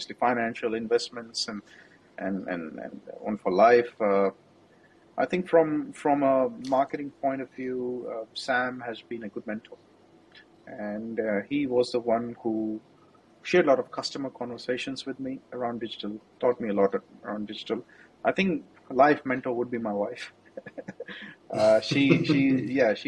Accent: Jammu, Jammu and Kashmir, India; moved away; I'm from Jammu. I'm not from Delhi.

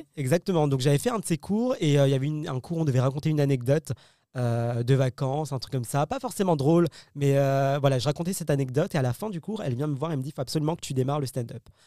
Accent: Paris, Île-de-France, France; je suis né en France, euh, Paris, euh, bac S

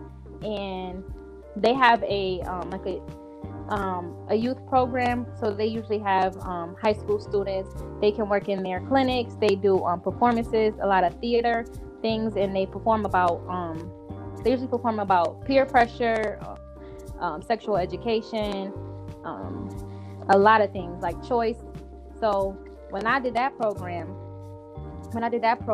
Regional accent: Buffalo, New York, United States; I'm from Buffalo, New York, born and raised here.

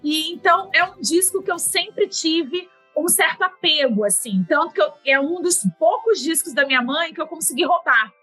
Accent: interior of Rio de Janeiro state, Brazil; eu sou do interior do estado do Rio de Janeiro

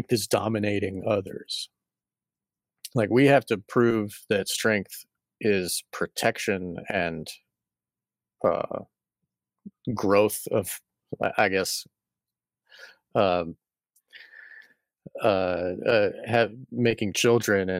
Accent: Massachusetts, United States; I was born in Massachusetts

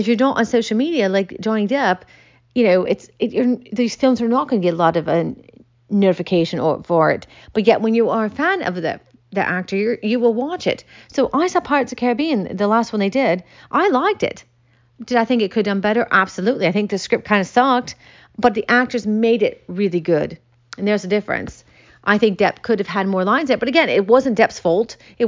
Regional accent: Michigan, United States; I grew up in Michigan, and I never forget when he came into my library

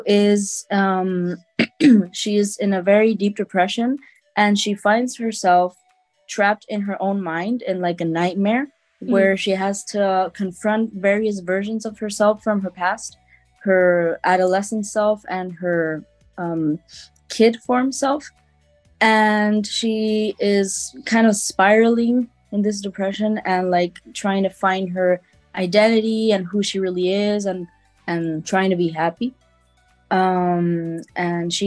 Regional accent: Chile; I'm from Chile.

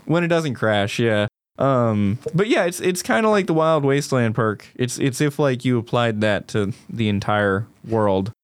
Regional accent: United States; as an American

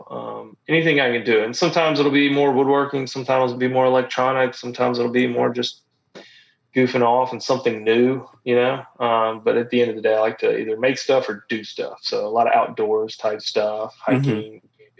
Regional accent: Gulf Coast of Mississippi, United States; moved away as an adult; also born or lived in Memphis, Tennessee / Savannah, Georgia; I grew up on the Gulf Coast of Mississippi

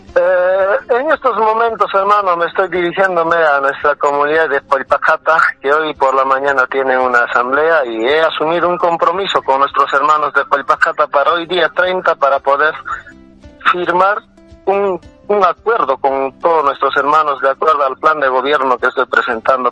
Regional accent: Limatambo, Cusco, Peru; mi pueblo, pueblo querido de Limatambo

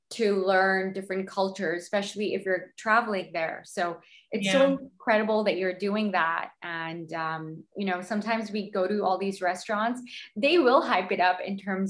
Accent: Canada; now in Portugal; I'm a Canadian

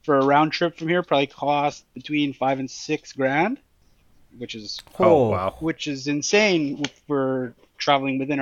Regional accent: Winnipeg, Manitoba, Canada; moved away as an adult; now in Baker Lake, Canada; Born and raised in Winnipeg. I moved up to Baker Lake, Nunavut, maybe a year and a half ago or so now.

